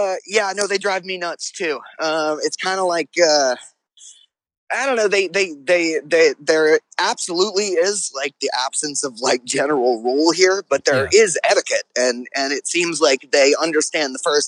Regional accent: New Orleans, Louisiana, United States; Oh, no, born and raised. I haven't really lived anywhere else.

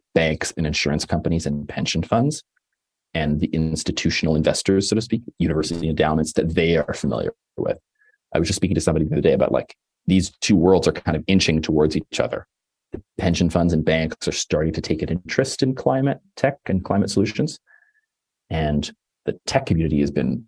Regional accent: Toronto, Ontario, Canada; now in Los Angeles, United States; I live in LA and I'm from Toronto.

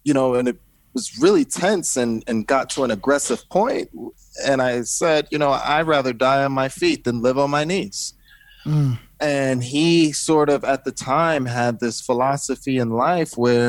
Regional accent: New Jersey, United States; I was born in New Jersey

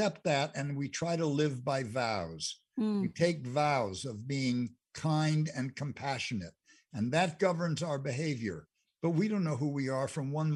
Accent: Englewood, United States; I grew up in Englewood for a good part of my life.

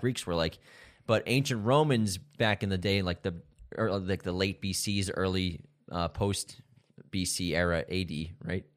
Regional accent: United States; that's one of the cons to being American is like you only know English

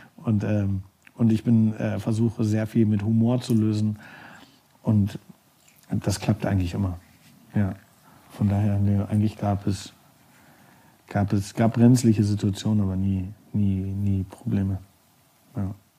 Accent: Germany; moved away as an adult; also born or lived in New York; ich komme aus Deutschland, bin kulturinteressiert

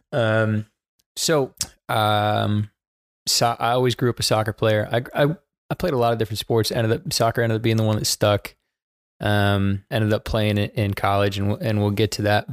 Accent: Baltimore, Maryland, United States; moved away as an adult; now in Charlotte, United States; I was born in Baltimore, Maryland, to two fantastic parents

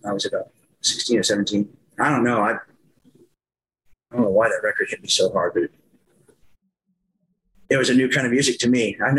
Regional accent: Kinsley, Kansas, United States; accent: Kansas; moved away; Yeah, I'm from Kansas. I'm from Kinsley, Kansas. That's where I went to high school. It's a little town out in the western part of Kansas, about 40 miles east of Dodge City.

